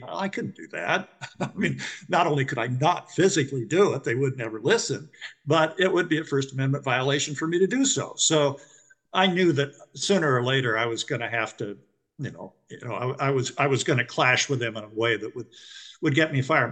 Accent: West Coast, United States; I come from the West Coast

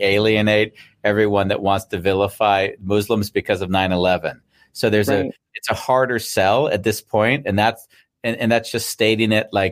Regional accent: United States; moved away; as an American, you know, I haven't lived there for many, many years

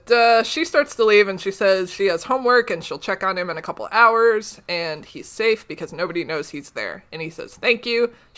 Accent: Canada; That's right, because we're all Canadian, except Marco.

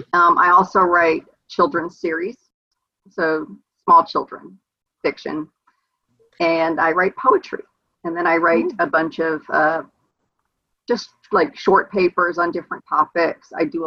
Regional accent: Hawaii, United States; growing up in Hawaii, I was about 9 years old in the fourth grade.

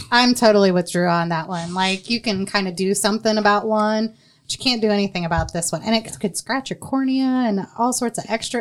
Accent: Marion, United States; also born or lived in North Carolina; I shared growing up in Marion

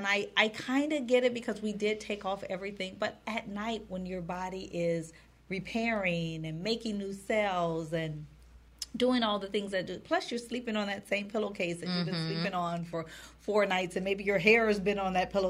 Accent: Wisconsin, United States; also born or lived in Minnesota; because I'm from Wisconsin and Minnesota

